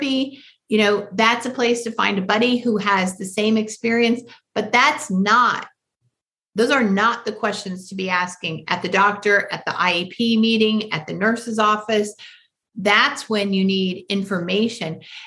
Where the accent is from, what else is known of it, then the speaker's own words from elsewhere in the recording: Michigan, United States; I grew up in Michigan